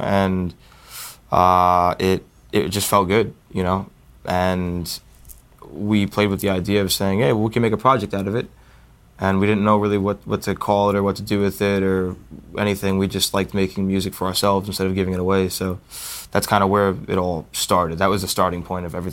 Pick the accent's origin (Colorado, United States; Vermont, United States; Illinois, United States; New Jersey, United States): New Jersey, United States; we're all from New Jersey